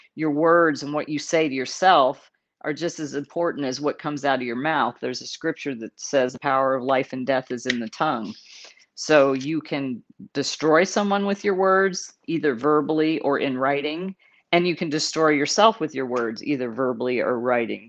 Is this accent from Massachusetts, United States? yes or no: no; San Antonio, Texas, United States; also born or lived in Dallas, Texas; I grew up in Texas. I was born in Dallas, grew up in San Antonio